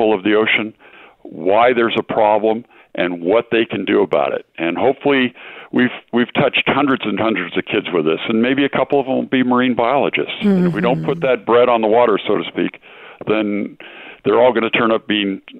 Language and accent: English; San Diego, California, United States; I grew up in San Diego. I had SeaWorld, the Scripps Aquarium, and the San Diego Zoo